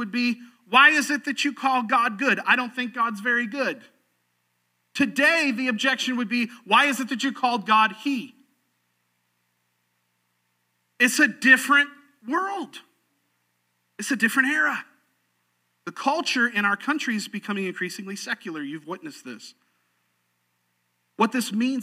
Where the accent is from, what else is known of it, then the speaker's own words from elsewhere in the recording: Sarasota, Florida, United States; I was growing up in Sarasota, Florida